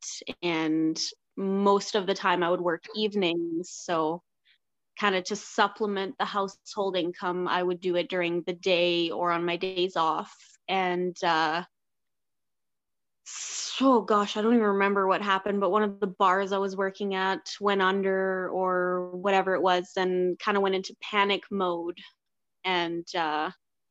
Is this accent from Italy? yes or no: no; southern Alberta, Canada; now in Edmonton, Canada; I am from Alberta, Canada. I was actually born and raised in southern Alberta, kind of near the Montana border